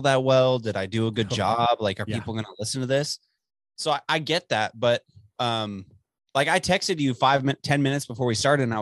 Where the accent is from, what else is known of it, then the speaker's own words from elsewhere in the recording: Dallas, Texas, United States; moved away; we're both from Dallas